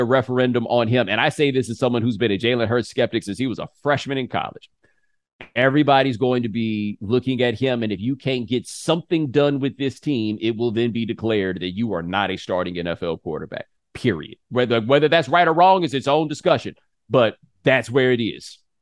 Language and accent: English; Houston, Texas, United States; I grew up in Houston